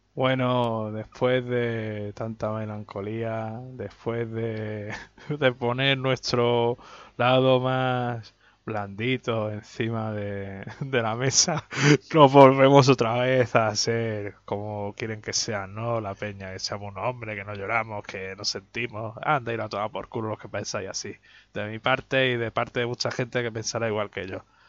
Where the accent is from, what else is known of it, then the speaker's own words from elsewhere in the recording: Melilla, Spain; aquí en mi tierra